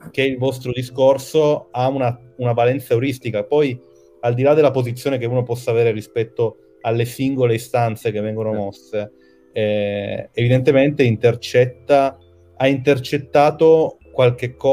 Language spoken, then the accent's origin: Italian; Trentino-Alto Adige, Italy; parla di argomenti come le isole, e io sono trentino, che me ne frega